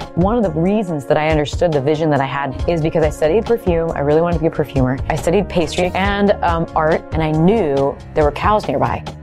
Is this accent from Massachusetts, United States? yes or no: no; Houston, Texas, United States; being from Houston, Texas